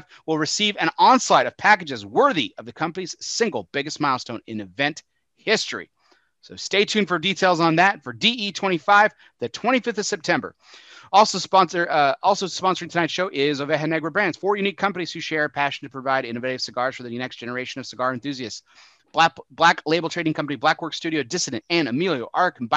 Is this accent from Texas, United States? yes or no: yes; Texas, United States; my home state of Texas